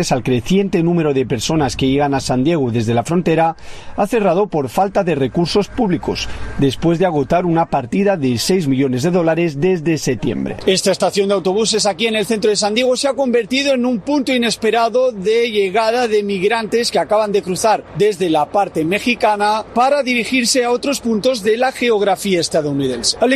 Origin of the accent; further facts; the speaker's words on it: Western Sahara; now in United States; vengo del Sahara Occidental, de IUN, es una colonia, ex colonia española, y por eso hablo español.